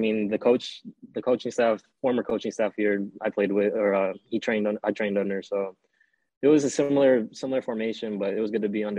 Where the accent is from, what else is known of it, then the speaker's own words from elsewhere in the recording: McDonough, Georgia, United States; Well, I played back at my hometown in McDonough with the Georgia Revs in the NPSL.